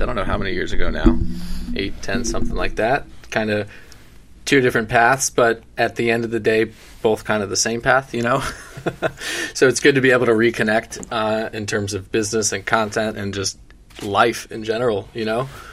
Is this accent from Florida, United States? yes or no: yes; South Florida, United States; I'm born and raised in South Florida, born and raised at the beach basically every day.